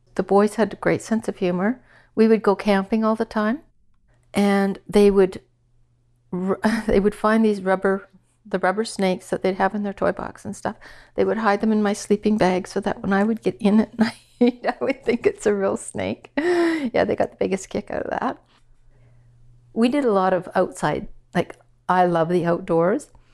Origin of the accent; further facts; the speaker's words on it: Saskatchewan, Canada; moved away as an adult; also born or lived in Regina / Toronto / Ottawa; I grew up in Saskatchewan, small town of a hundred people